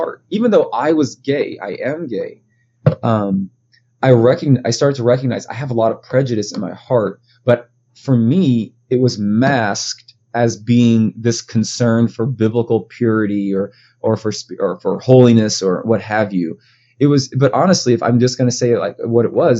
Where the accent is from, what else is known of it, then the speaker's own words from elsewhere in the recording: United States; growing up in the Black community in the States